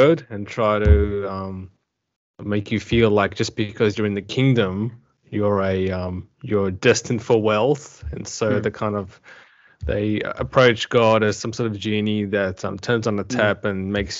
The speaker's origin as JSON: {"language": "English", "town": "Adelaide", "region": "South Australia", "country": "Australia", "said": "I am from Australia, to be specific, South Australia in Adelaide"}